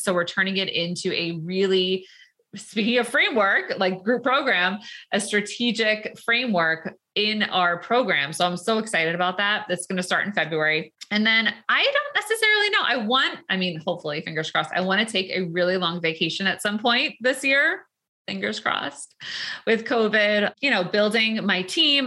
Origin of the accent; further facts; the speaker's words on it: New York, United States; we're from New York, even Long Island.